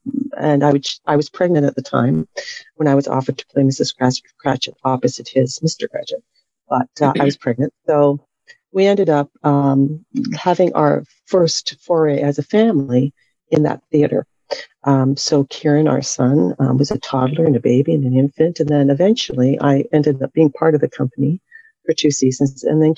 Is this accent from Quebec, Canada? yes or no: no; Toronto, Ontario, Canada; moved away as an adult; also born or lived in London, England / New York; I was born and raised in Toronto